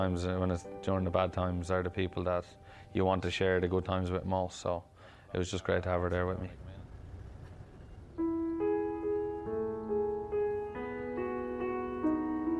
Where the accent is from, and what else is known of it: Clara, County Offaly, Ireland; born or raised there